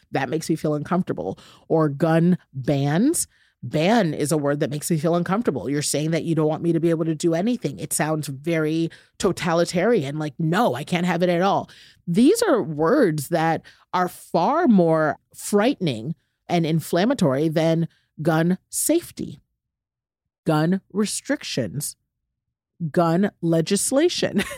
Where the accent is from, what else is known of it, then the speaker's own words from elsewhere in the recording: United States; I'm an American